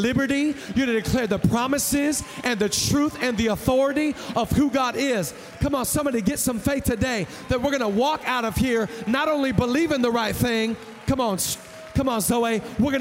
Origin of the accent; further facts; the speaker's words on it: Seattle, Washington, United States; I'm from Seattle